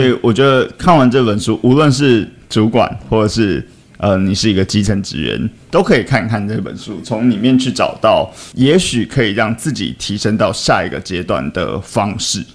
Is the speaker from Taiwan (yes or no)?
yes; Taiwan; 这个身为台湾人